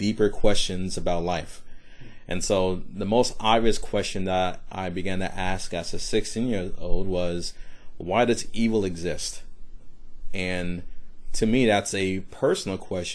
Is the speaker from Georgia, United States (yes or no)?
yes; Decatur, Georgia, United States; also born or lived in Brooklyn, New York; now in Charleston, United States; I was born in Brooklyn, New York, so in the middle of New York City. So this was mid-80s. And my family moved to a suburb of Atlanta, Georgia